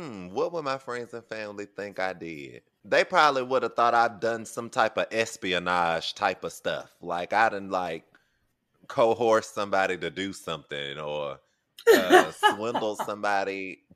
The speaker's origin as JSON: {"language": "English", "region": "New York", "country": "United States", "said": "As a New Yorker"}